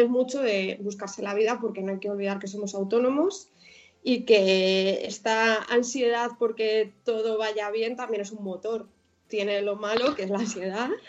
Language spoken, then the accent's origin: Spanish; Madrid, Community of Madrid, Spain; also born or lived in Coslada / San Fernando de Henares; yo ya nací en Madrid, entonces pues con unos abuelos, los cuatro abuelos viviendo en Vallecas, pues ahí, digamos que me crié